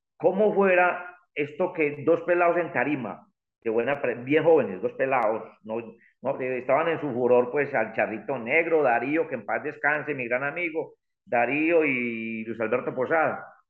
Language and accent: Spanish; El Santuario, Antioquia, Colombia; mi pueblo el santuario